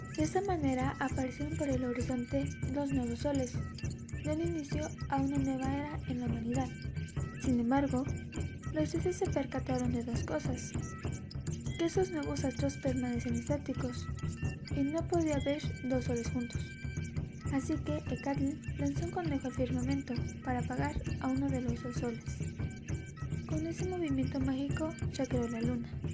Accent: Mexico; nosotros como mexicanos

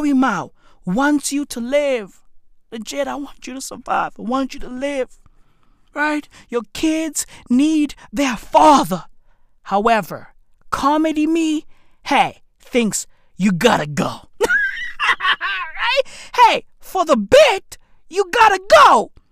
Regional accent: South Africa; I'm South African.

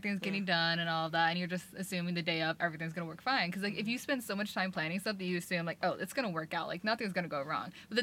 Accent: Fort Myers, Florida, United States; moved away; I'm from Fort Myers, Florida

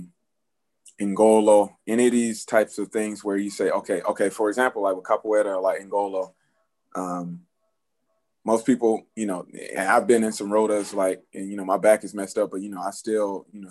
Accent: Georgia, United States; I'm from Georgia, so, you know, I hung out with white folks like when I was in university

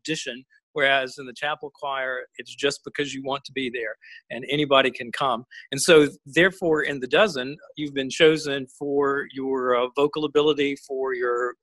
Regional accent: Montgomery, Alabama, United States; also born or lived in Princeton, New Jersey; I was a Southern boy from Montgomery, Alabama

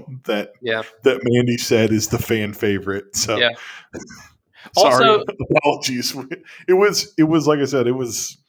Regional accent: Northeast Ohio, United States; Being from Northeast Ohio

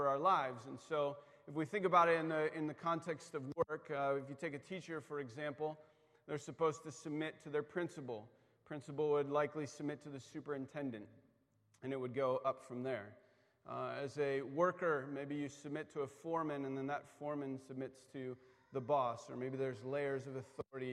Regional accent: East Coast, United States; I grew up on the East Coast

